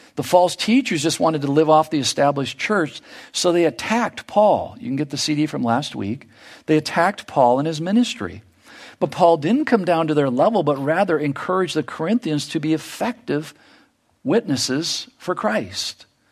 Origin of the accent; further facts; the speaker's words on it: United States; in our lives here as American